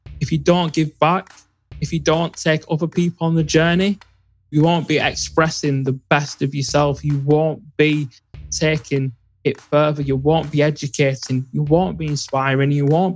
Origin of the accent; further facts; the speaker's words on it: England, United Kingdom; I grew up in England.